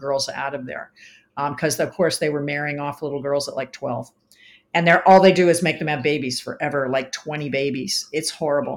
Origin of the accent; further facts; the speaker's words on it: East Coast, United States; now in Arizona, United States; I'm from the East Coast.